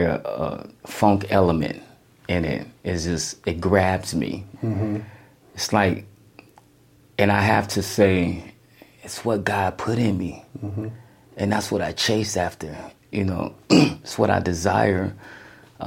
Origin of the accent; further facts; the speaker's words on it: Phoenix, Arizona, United States; me being born and raised in Phoenix